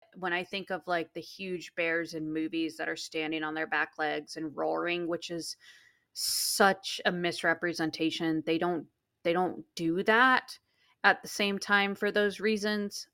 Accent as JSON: {"language": "English", "region": "interior Alaska", "country": "United States", "tie": "born or raised there", "moved": "yes", "said": "where I grew up in Alaska was the interior"}